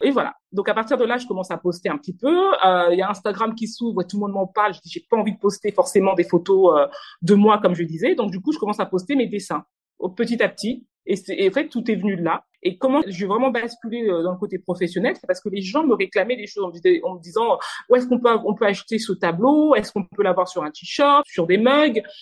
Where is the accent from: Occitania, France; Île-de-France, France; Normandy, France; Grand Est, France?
Normandy, France; moved away as an adult; also born or lived in Kinshasa, DR Congo / Paris, France; Venue en France très petite. Euh, j'ai fait toute ma scolarité en France, euh, en Normandie exactement